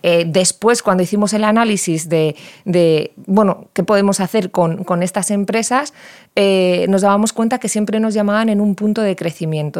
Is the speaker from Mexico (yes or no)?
no; Valladolid, Castile and León, Spain; yo vengo de Valladolid